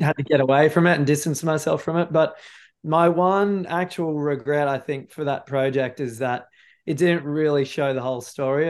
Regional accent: Noosa, Queensland, Australia; come to my hometown

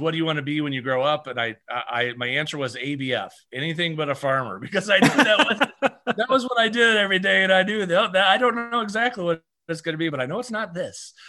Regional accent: Iowa, United States; I grew up in Iowa

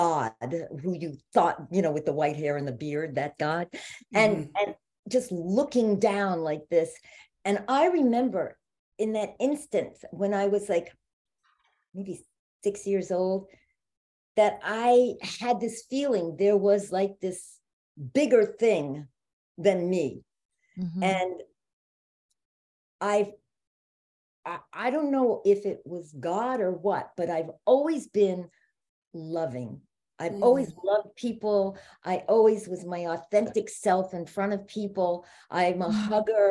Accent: New York, United States; moved away; I'm originally from New York

